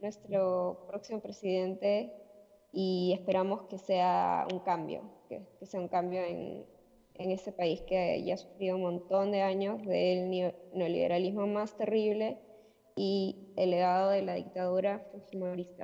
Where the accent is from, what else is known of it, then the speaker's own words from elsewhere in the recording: Peru; now in Argentina; yo soy de Perú